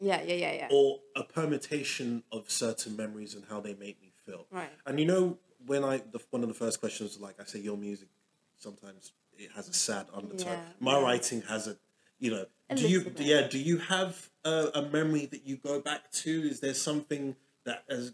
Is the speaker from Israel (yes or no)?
no; Nigeria; moved away; my growing up in Nigeria